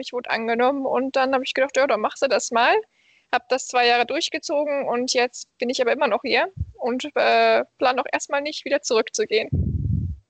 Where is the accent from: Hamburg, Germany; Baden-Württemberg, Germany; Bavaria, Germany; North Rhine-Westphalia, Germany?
North Rhine-Westphalia, Germany; Krefeld; moved away as an adult; now in Malmö, Sweden; meiner Heimatstadt Krefeldner